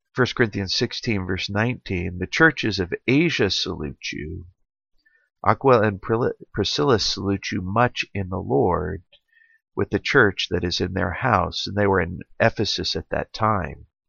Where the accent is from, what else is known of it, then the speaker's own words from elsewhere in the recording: Central or Clemson, South Carolina, United States; my hometown here